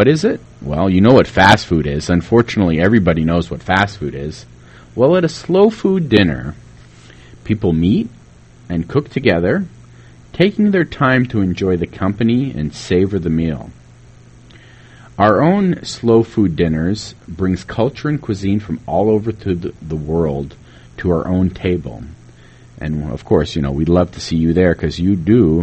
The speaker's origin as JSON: {"language": "English", "region": "Tennessee", "country": "United States", "tie": "born or raised there", "moved": "yes", "lives_now": "Illinois, United States", "said": "growing up in Tennessee, and Mule Day was huge"}